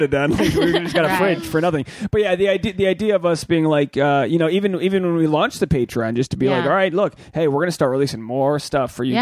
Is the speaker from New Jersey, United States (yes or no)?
no; Rhode Island, United States; Rogue Island Comedy Festival, my hometown